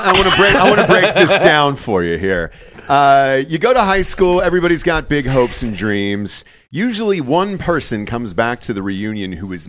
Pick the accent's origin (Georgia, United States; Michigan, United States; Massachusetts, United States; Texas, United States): Georgia, United States; I'm from Georgia.